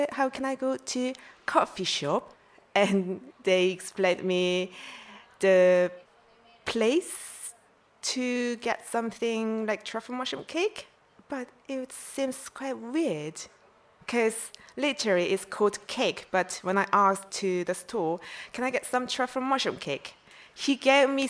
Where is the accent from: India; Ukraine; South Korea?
South Korea; English is a second language; moved away as an adult; also born or lived in Vancouver; I'm from South Korea.